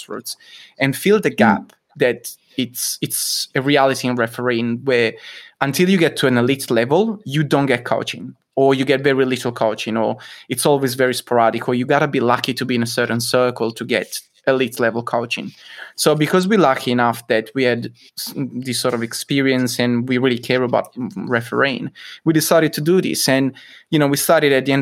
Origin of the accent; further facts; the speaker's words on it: Italy; English is a second language; moved away; I'm from Italy, if my accent hasn't given it away already